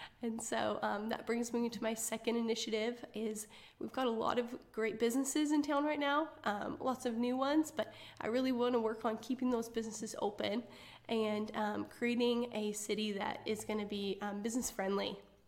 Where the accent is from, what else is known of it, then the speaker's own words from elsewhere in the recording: Arlington, Washington, United States; now in Benton City, United States; I grew up in Western Washington in a small town called Arlington.